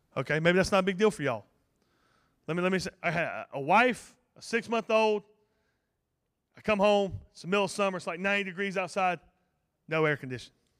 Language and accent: English; Ophir, North Carolina, United States; I'm from Montgomery County, and, uh, a little place called Ophir, right in the middle of the U R A National Forest. Real tight knit community. Uh, everybody knows everybody, and, uh, I was born and raised there